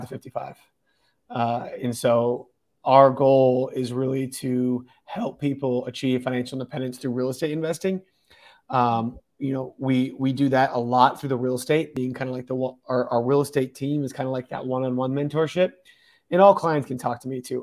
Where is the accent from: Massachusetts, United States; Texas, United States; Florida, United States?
Massachusetts, United States; moved away as an adult; also born or lived in California / Colorado; now in Denver, United States; originally I'm from Massachusetts. Um, born, raised there.